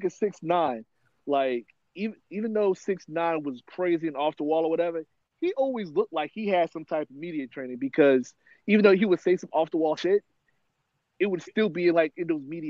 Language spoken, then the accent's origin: English; New York, United States; As a person who's from New York, who's grown up in New York